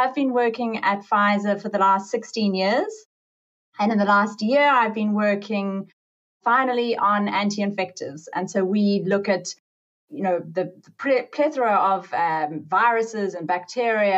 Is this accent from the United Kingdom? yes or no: no; South Africa; I'm from South Africa. I qualified doing my medical degree in South Africa